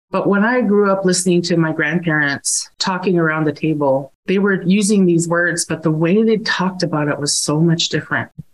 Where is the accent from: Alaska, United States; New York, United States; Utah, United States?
Alaska, United States; Alaska village, United States; I was born and raised in my village of Tikhwan